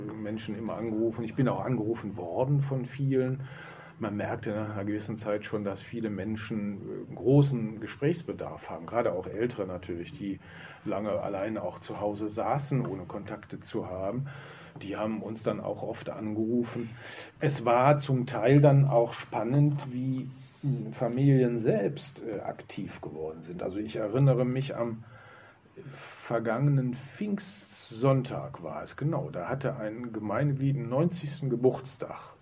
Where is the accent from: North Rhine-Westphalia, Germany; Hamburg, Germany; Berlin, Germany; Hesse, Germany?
North Rhine-Westphalia, Germany; Remscheid; als gebürtiger Remscheider, nicht vom Hasten. Ich stamme oben vom neuen Haus Hohenhagen